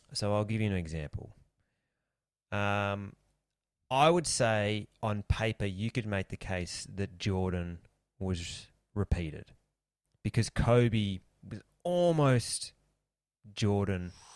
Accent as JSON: {"language": "English", "country": "Australia", "said": "we're Australian"}